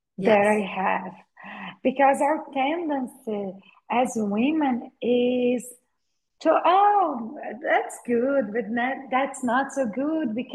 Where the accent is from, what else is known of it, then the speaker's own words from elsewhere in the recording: Brazil; I was born in Brazil, raised in Brazil. I'm a Brazilian woman from a small town in Brazil